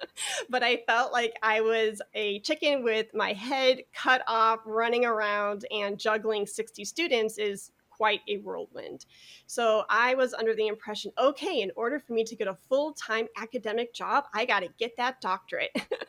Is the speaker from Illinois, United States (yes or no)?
yes; Chicago, Illinois, United States; moved away; also born or lived in Dallas; I'm originally from Chicago